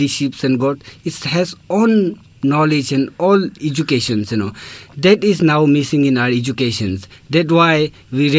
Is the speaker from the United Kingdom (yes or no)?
no; Ladakh, India; moved away; I'm from India